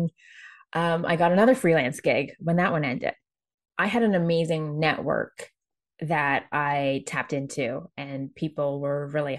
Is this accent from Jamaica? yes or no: yes; Jamaica; moved away; me being Jamaican Chinese and coming from Jamaica